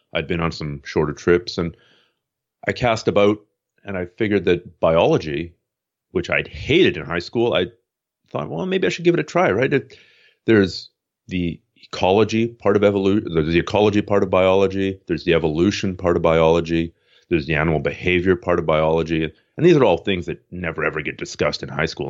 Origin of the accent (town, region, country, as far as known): Toronto, Ontario, Canada; born or raised there; moved away as an adult; also born or lived in Montreal, Canada; now in Vancouver, Canada